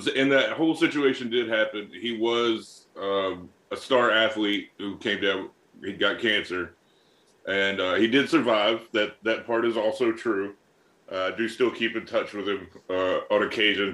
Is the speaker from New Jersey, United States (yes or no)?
no; North Alabama, United States; now in Boston, United States; I come from a nice uh, small town in North Alabama